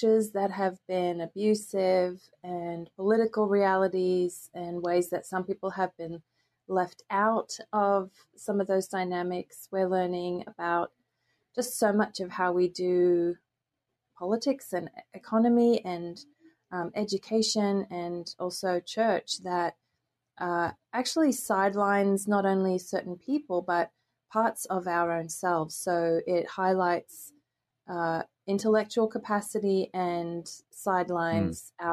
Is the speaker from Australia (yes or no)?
yes; Australia; now in United States; as you may hear, I'm originally from Australia, but I've been living in the US for quite some time now